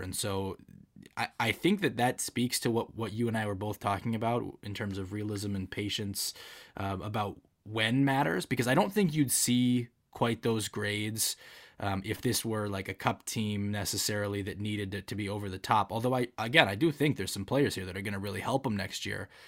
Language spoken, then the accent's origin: English; Grand Rapids, Michigan, United States; I'm from Grand Rapids